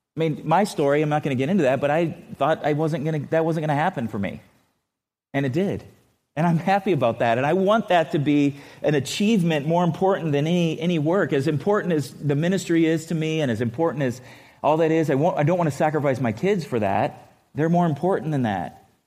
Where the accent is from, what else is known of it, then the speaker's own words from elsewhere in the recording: California, United States; now in Missouri, United States; growing up in California